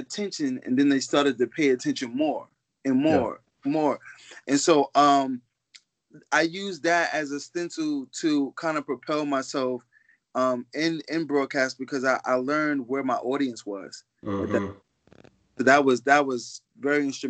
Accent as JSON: {"language": "English", "town": "New York City", "region": "New York", "country": "United States", "tie": "born or raised there", "said": "I'm from Harlem by way of the Bronx"}